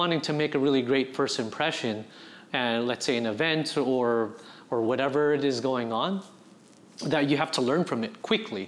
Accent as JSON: {"language": "English", "town": "San Diego", "region": "California", "country": "United States", "tie": "born or raised there", "also_born_or_lived": "Bremerton, Washington / Bangor, Washington", "said": "born and raised in San Diego, grew up a portion up in Seattle, Bangor and Bremerton to be exact. My dad was in the military, we were on a submarine base, moved back and spent majority of my middle school and high school in San Diego"}